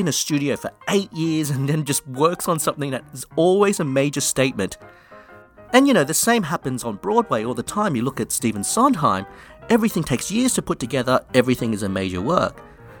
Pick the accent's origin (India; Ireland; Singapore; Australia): Australia; also born or lived in London; Look, I'm in Australia and I grew up in Australia, but I lived in London for many years and it's just a mix of various English things.